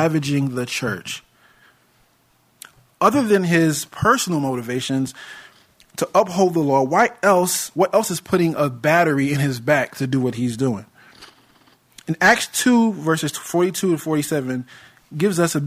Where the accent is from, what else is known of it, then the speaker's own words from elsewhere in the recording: United States; I was born in America and hold my citizenship here